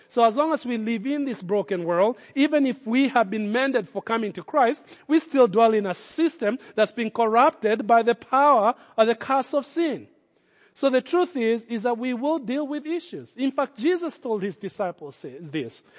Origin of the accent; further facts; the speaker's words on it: Nairobi, Kenya; moved away as an adult; now in United States; when I grew up in Kenya